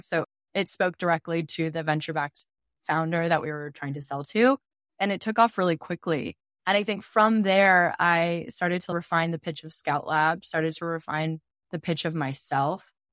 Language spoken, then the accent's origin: English; outside of Portland, Oregon, United States; my small town I grew up in outside of Portland, Oregon